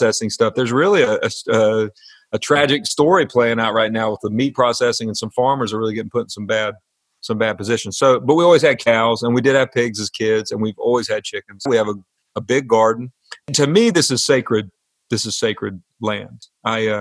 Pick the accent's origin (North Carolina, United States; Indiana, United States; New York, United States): North Carolina, United States; the Piedmont; growing up in the Piedmont.